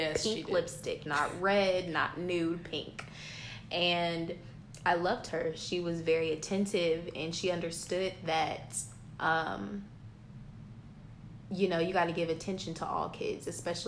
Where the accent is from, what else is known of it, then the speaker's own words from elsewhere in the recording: Mansfield, Texas, United States; moved away as an adult; also born or lived in Louisiana; now in Houston, United States; I'm from Mansfield